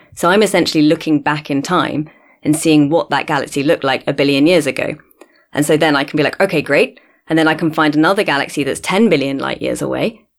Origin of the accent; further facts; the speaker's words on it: London, United Kingdom; moved away as an adult; also born or lived in Cambridge, United Kingdom; now in Cape Town, South Africa; I grew up in London originally, but I've been here in South Africa in Cape Town for nearly five years now.